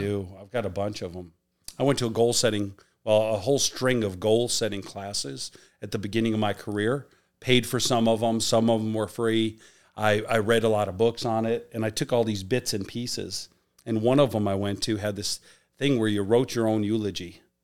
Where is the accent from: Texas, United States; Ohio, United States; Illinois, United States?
Illinois, United States; Chicago; moved away as an adult; also born or lived in Miami; Him and I grew up in the South Side of Chicago